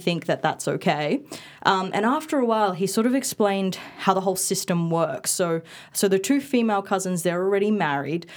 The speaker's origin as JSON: {"language": "English", "town": "Perth", "region": "Western Australia", "country": "Australia", "tie": "born or raised there", "also_born_or_lived": "Indonesia / Bali", "first_language": "Indonesian and Balinese", "second_language": "English", "said": "after we came back to Perth to live"}